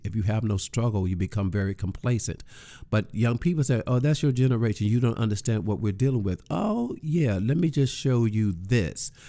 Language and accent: English; East St. Louis, Illinois, United States; I am originally from East Saint Louis, Illinois.